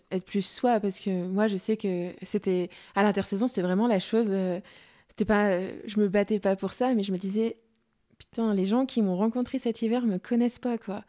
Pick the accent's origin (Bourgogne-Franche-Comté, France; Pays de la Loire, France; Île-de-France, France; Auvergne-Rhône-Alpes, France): Bourgogne-Franche-Comté, France; Mâcon; je suis chez moi à Macon